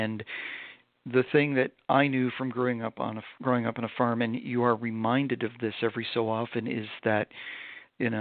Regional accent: Vermont, United States; I grew up in Vermont, so I grew up in a very rural area

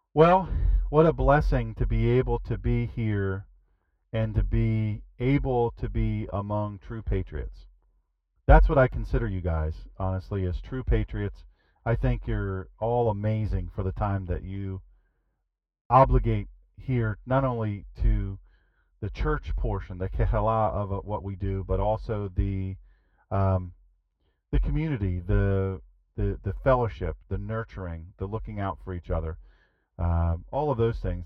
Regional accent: Rehoboth Beach, Delaware, United States; I am from Rehoboth

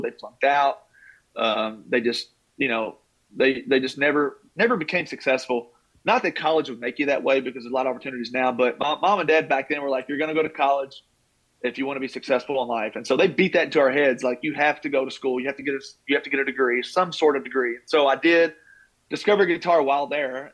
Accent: Taylorsville, Kentucky, United States; growing up in Taylorsville, we didn't have a pro team in Louisville.

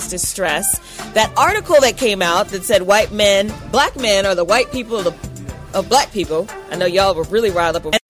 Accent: California, United States; moved away; I was born and raised in California.

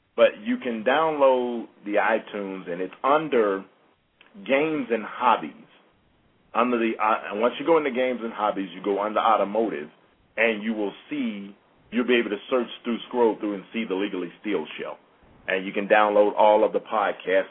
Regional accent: Mississippi, United States; I'm from Mississippi

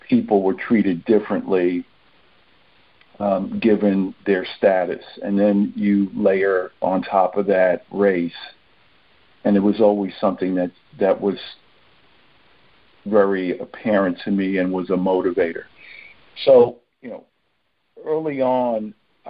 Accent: New York City, New York, United States; now in Maplewood, United States; I was born and raised in Brooklyn, New York

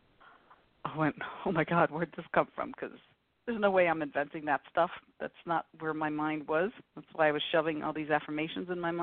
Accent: New York City, New York, United States; moved away; also born or lived in Boston, Massachusetts; I grew up in New York City

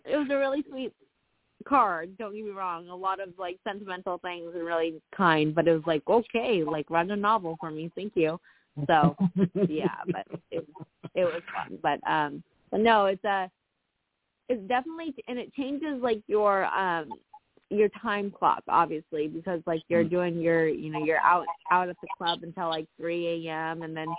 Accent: California, United States; I'm actually from Northern California, so I should initially be a 49er fan.

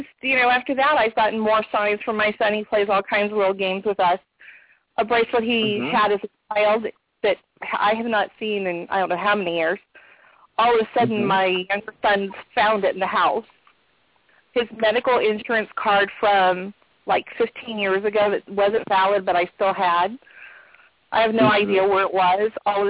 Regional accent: California, United States

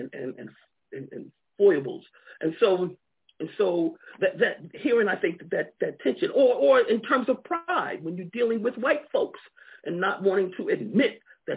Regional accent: Long Island, New York, United States; moved away as an adult; also born or lived in Georgia / Akron, Ohio; now in Alabama, United States; I grew up in New York, Long Island, New York, you know, and so I came to Alabama really as a student in college

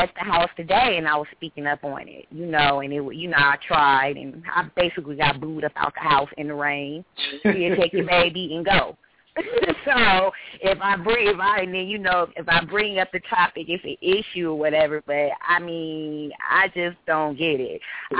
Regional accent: California, United States; Hi, I'm from California. Hi, everybody.

